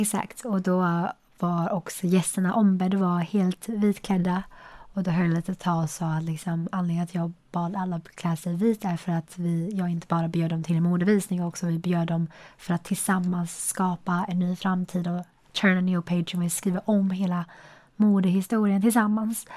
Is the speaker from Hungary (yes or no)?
no; China; now in Sweden; där jag kommer ifrån